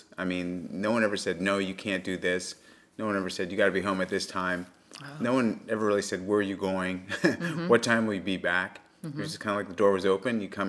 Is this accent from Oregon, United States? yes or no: no; San Clemente, California, United States; also born or lived in Los Angeles; So I was born in L.A. and I was raised in Southern California, a place called San Clemente, which is a beach town in Orange County.